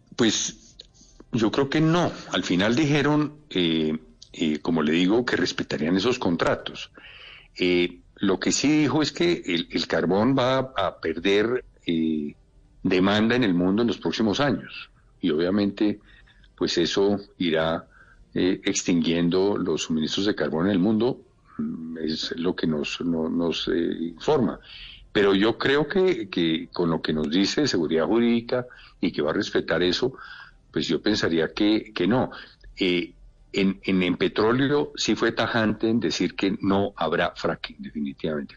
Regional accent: Colombia; como colombiano que soy

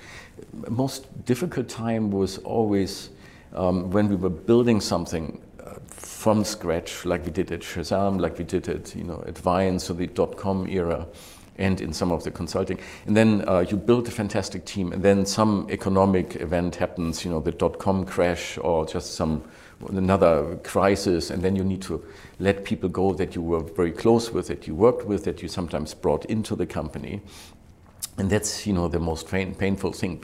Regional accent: Germany; English is a second language; moved away as an adult; also born or lived in Switzerland / New York / London / Hong Kong; when I grew up in Germany

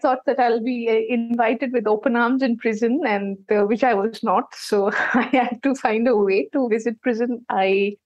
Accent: Kolkata, West Bengal, India; in my growing up years, when I was in college, I'm from West Bengal, Calcutta.

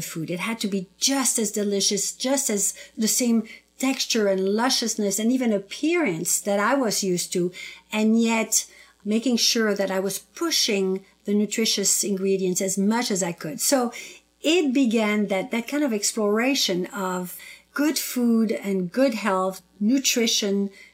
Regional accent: southern France, France; moved away; also born or lived in North Africa; I was born in North Africa on the southern coastal tip of the Mediterranean Sea, and I was raised in southern France on the other side of the Mediterranean.

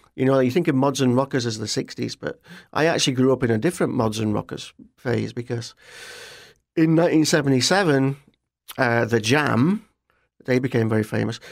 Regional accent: Barnsley, Yorkshire and the Humber, United Kingdom; moved away as an adult; also born or lived in Leicester, United Kingdom; now in Florida, United States; I grew up in a town called Barnsley

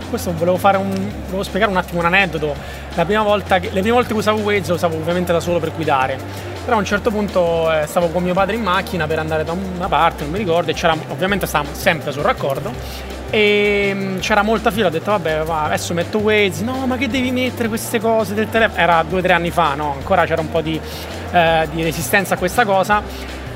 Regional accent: Rome, Lazio, Italy; io vengo da Roma

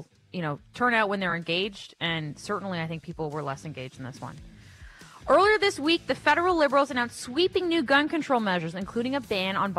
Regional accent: Windsor, Ontario, Canada; moved away; I'm originally from Windsor, Ontario

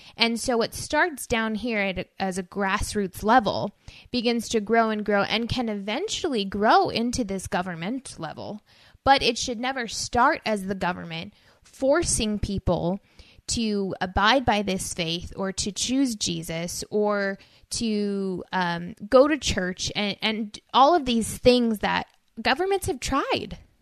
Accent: United States; our identity as people, as American citizens

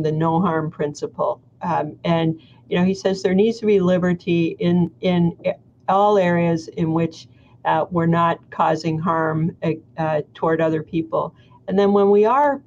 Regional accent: Canada; I'm Canadian

